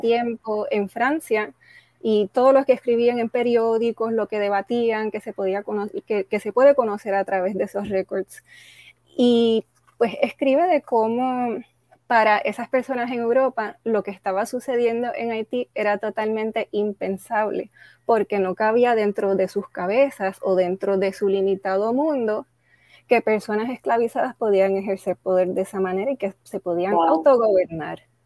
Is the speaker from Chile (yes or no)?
no; San Juan, Puerto Rico; also born or lived in United States / Panama; yo nací en San Juan. Mis padres vinieron a Puerto Rico de otros países, pero aquí he vivido la mayoría de mi vida